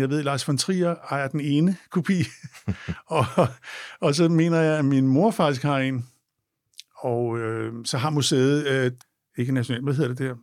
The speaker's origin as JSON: {"language": "Danish", "town": "Copenhagen", "region": "Capital Region of Denmark", "country": "Denmark", "said": "vi er fra København"}